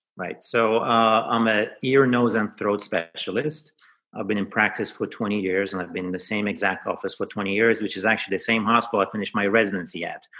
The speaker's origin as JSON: {"language": "English", "country": "Iran", "tie": "born or raised there", "moved": "yes", "lives_now": "New York City, United States", "said": "I was born in Iran."}